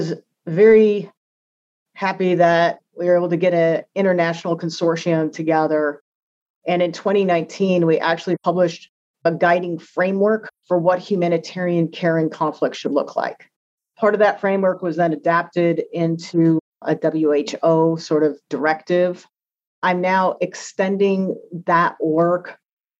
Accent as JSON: {"language": "English", "country": "United States"}